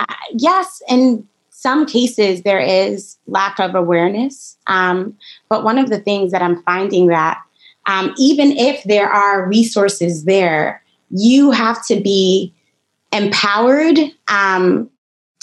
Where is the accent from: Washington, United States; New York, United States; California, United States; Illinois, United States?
New York, United States; New York City; moved away as an adult; now in Ithaca, United States; I grew up in Brooklyn, New York, Flatbush Avenue to be exact